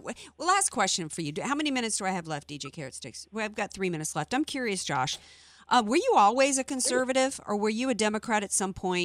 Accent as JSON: {"language": "English", "region": "Deep South", "country": "United States", "tie": "born or raised there", "said": "I grew up in the Deep South."}